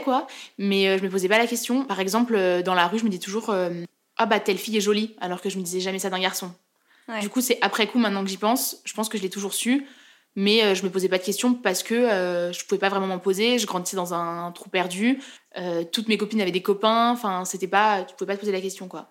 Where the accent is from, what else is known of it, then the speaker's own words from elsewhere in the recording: Chamonix, Auvergne-Rhône-Alpes, France; moved away as an adult; now in Lyon, France; je viens de Chamonix, donc euh, dans les Alpes, où il y a le Mont Blanc